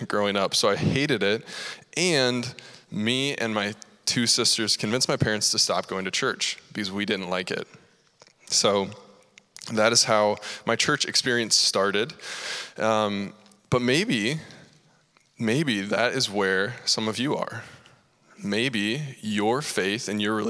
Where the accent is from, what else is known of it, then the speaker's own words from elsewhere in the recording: Cedar Falls, Iowa, United States; I grew up right here in Cedar Falls